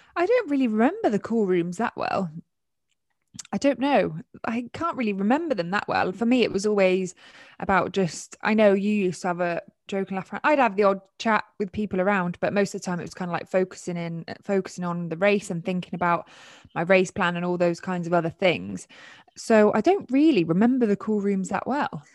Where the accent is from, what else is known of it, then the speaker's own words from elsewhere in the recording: United Kingdom; as British guys